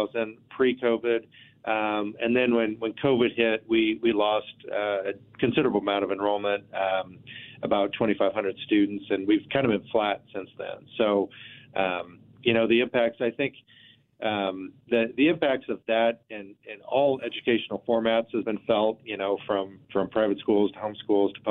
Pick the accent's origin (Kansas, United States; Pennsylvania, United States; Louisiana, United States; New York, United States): Kansas, United States; Abilene; moved away as an adult; also born or lived in Manhattan, Kansas; now in Wichita, United States; I grew up in Abilene, which is about an hour and a half from here